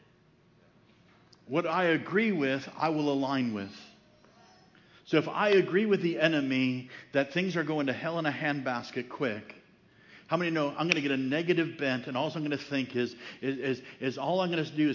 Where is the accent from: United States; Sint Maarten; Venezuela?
United States; Chicago, Illinois; now in Franklin, United States; I grew up in Chicago